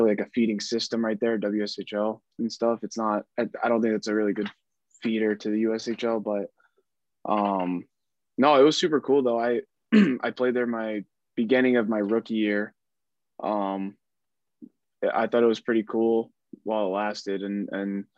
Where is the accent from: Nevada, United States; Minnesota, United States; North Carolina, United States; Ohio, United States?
Nevada, United States; Las Vegas; growing up in Vegas